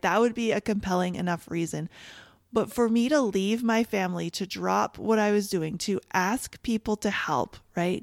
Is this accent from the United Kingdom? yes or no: no; Canada; I'm from Canada